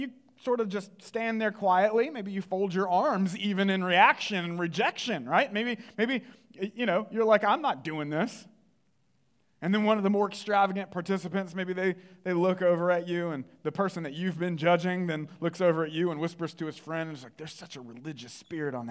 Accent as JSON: {"language": "English", "area": "the Bible Belt", "region": "the South", "country": "United States", "tie": "born or raised there", "said": "I grew up in the Bible Belt"}